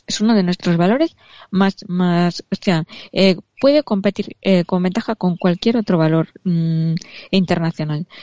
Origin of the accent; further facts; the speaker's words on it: Spain; somos los españoles